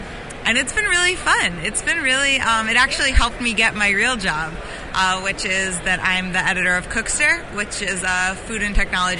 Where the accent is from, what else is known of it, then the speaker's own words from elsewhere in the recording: Chicago, Illinois, United States; I'm from Chicago.